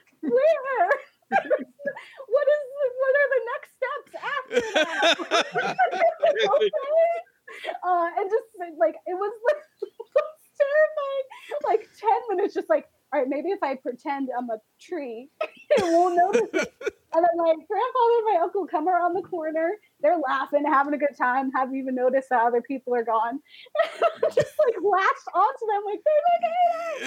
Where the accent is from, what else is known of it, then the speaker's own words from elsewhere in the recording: Florida, United States; Yeah. Speaking of wild animals, I'm from Florida.